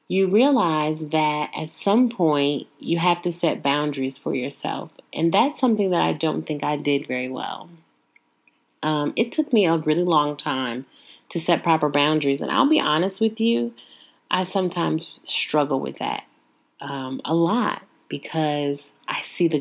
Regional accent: Joliet, Illinois, United States; I was born in Joliet, Illinois, born and raised

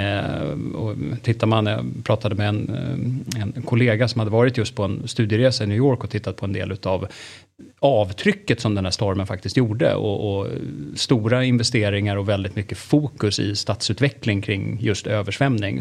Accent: Stockholm, Stockholm County, Sweden; vi är rätt många stockholmare

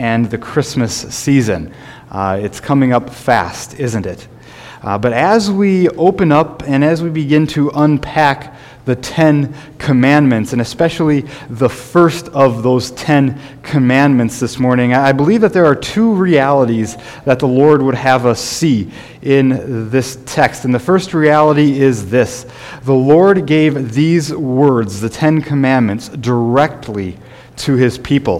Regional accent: Sioux Falls, South Dakota, United States; when I was growing up in Sioux Falls

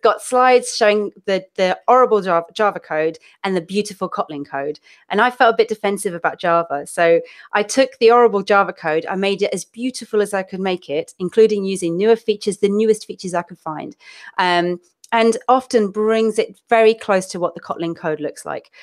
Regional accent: London, United Kingdom; accent: London accent mixed with Manchester vowels; people think Australian; moved away as an adult; also born or lived in Manchester (family); now in Seville, Spain; my family's from uh, Manchester, but I grew up down south, so I'm kind of more or less from London-ish.

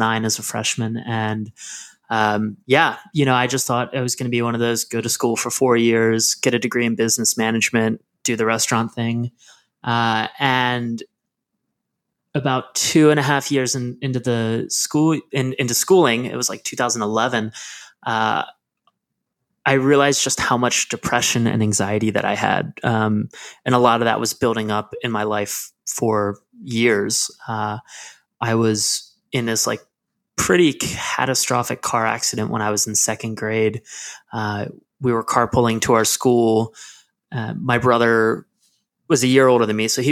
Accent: Lancaster, Pennsylvania, United States; I am from Lancaster, Pennsylvania, which is this super small town that has like big city vibes here and there. But I grew up in the area

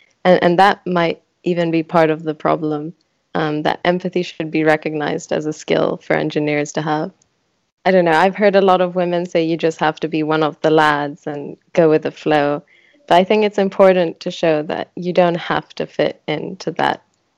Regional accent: France; English is a second language; also born or lived in Switzerland; now in London, United Kingdom; Both my parents are Greek, but I was born in Switzerland and then grew up in France, went to a British school, and now I'm living in London.

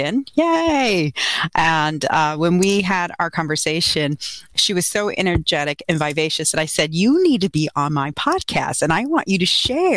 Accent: Houston, Texas, United States; moved away; I'm originally from Houston.

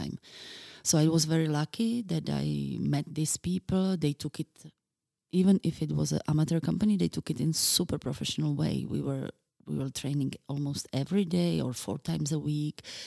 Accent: Bratislava, Bratislava Region, Slovakia; now in Czech Republic; I was born in Bratislava

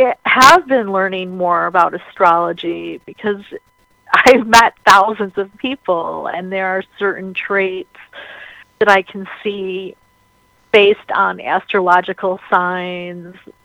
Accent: Chicago, Illinois, United States; I was born here in Chicago on Chicago's birthday, and I'm a twin

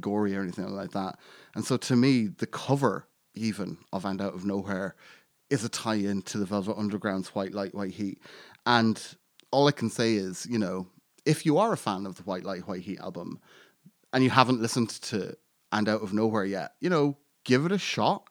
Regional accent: Ireland; I'm Irish and I grew up in Ireland and I grew up in a very small town in Ireland

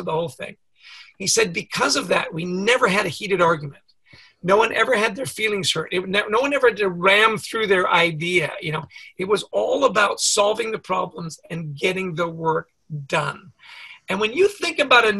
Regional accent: Canada; I grew up in Canada

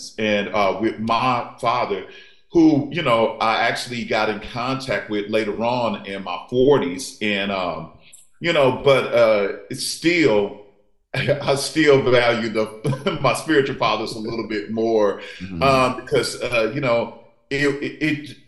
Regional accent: St. Louis, Missouri, United States; I'm a Midwest kid, so I grew up in St. Louis

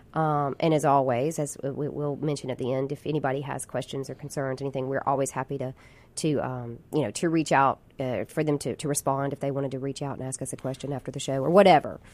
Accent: Jackson, Mississippi, United States; I grew up in Jackson. I'm a lifelong Mississippian, born and raised here

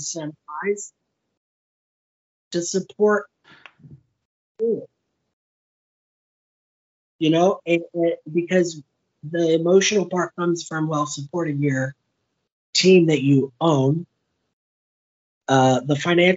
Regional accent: Westerville, Ohio, United States; also born or lived in Medina, Ohio; now in Cape Coral, United States; I grew up in Westerville, but my family grew up in Orrville

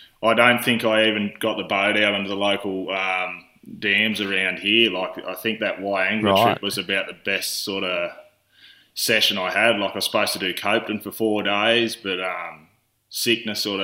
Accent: Tamworth, New South Wales, Australia; also born or lived in Grafton, New South Wales / Nundle, New South Wales; born in Grafton, New South Wales, shifted over into the Tamworth area here, just outside of Tamworth at a young age

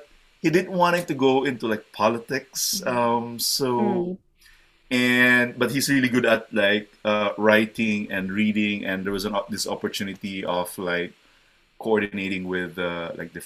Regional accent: Davao City, Davao Region, Philippines; moved away as an adult; also born or lived in Las Piñas, Metro Manila, Philippines; now in Waterloo, Canada; I grew up in the Philippines. So I was born in the southern part of the Philippines, a city called Davao, so Davao City. And I think from the time I was born till about, I would say, maybe 12 years old, I was in that city

